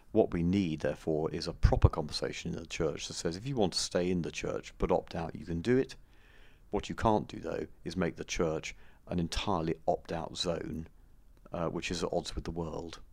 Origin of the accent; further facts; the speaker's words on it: United Kingdom; us as British tourists